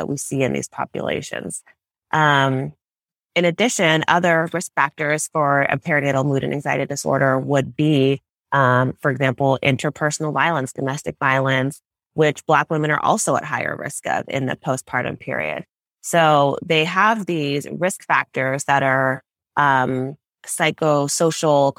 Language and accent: English; Los Angeles, California, United States; I'm Nigerian American. I was born in Los Angeles and my family is from Nigeria